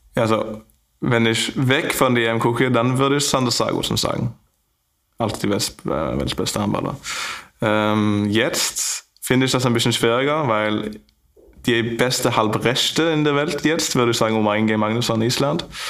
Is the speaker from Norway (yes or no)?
yes; Stavanger, Rogaland, Norway; German is a second language; moved away as an adult; now in Flensburg, Germany; in meine Heimat